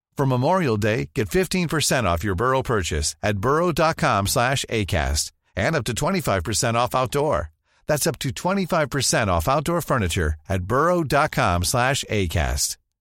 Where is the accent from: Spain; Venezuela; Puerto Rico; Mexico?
Mexico; como mexicana